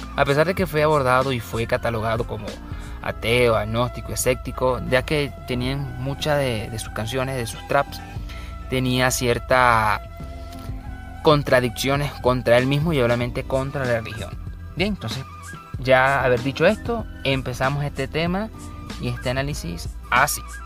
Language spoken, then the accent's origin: Spanish; Bolívar, Venezuela; soy de Venezuela, este, especialmente del estado Bolívar